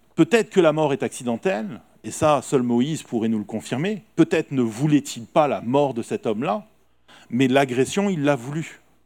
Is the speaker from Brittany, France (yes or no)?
no; Nice, Provence-Alpes-Côte d'Azur, France; nous, en tant que Niçois